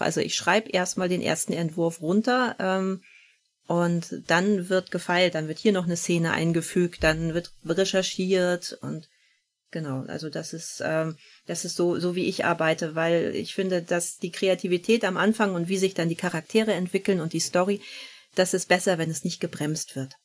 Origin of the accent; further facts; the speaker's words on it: Hohenweststedt, Schleswig-Holstein, Germany; moved away as an adult; also born or lived in Bavaria; now in Eckernförde, Germany; ich bin groß geworden in der Nähe von Hohenweststedt, also hier im Kreis